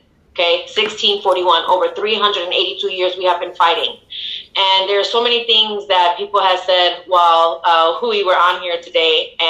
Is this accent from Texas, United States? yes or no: no; Chicago, Illinois, United States; And, you know, I am from Chicago, born and raised.